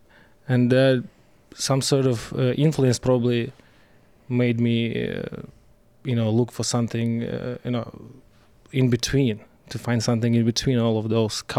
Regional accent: Moldova; moved away as an adult; now in Seattle, United States; Originally I'm from Eastern Europe. That's Moldova. It's former Soviet Republic. It's right on the edge between Europe, let's say, and post-Soviet countries.

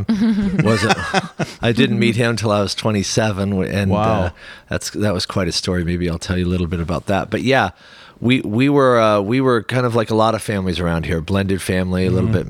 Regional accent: Tacoma, Washington, United States; I was born and raised here

